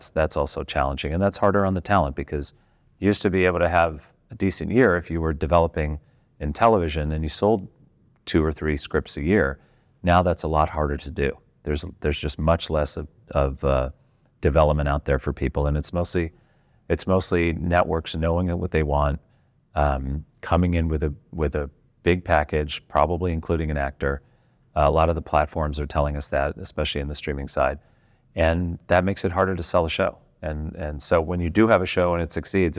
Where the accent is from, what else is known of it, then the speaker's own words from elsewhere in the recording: United States; as an American